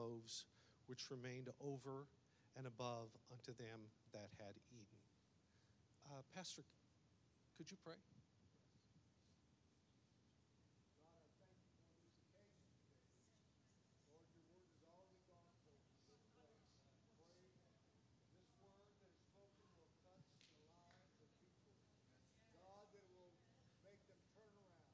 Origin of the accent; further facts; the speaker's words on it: United States; accent: redneck; also born or lived in Brazil; my first language is redneck, and then I learned to speak English somewhere along the way.